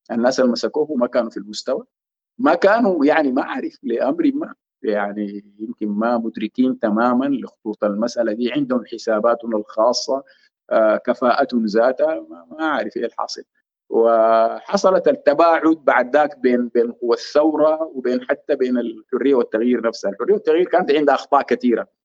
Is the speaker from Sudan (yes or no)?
yes; Sudan; نحن كسودانيين مهمومين ببلدنا نحن عايزين نطلع من سيطره العسكر مره والى الابد